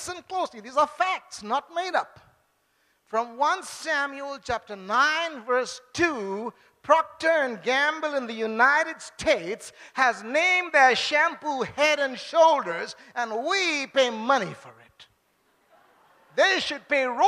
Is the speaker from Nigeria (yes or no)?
no; Bangalore, Karnataka, India; also born or lived in Chennai; I am a Bangalore Babu. Okay, I grew up from here